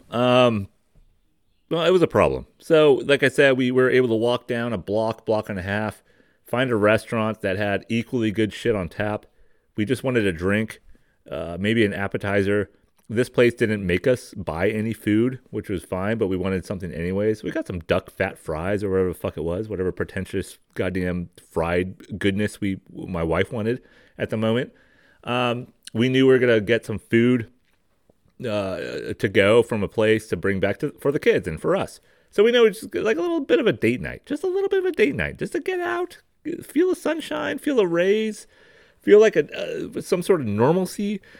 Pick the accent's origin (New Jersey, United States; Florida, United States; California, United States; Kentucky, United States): California, United States; All right, I'm I'm from Marin County. I'm from here.